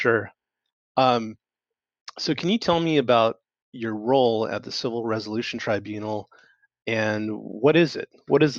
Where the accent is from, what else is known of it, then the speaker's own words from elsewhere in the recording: California, United States; moved away; I'm originally from California